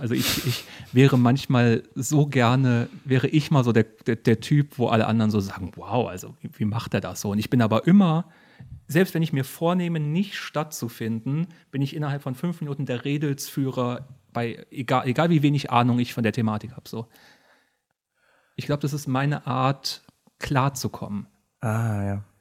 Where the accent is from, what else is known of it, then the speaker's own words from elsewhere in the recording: Bad Wildungen, Hesse, Germany; ich komme aus Bad Wildung